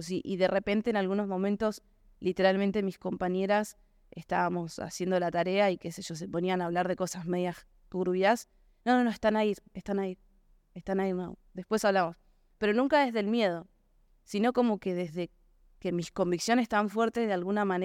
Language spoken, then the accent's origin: Spanish; Florencio Varela, Buenos Aires Province, Argentina; Florencio Varela. Sí, sí.